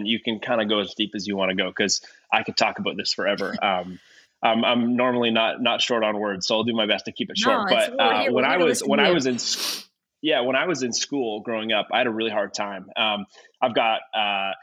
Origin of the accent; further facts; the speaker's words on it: Ontario, Canada; moved away as an adult; now in California, United States; I'm originally from Ontario, Canada, from a smaller town, about an hour and a bit north of Toronto. Born and raised in that area.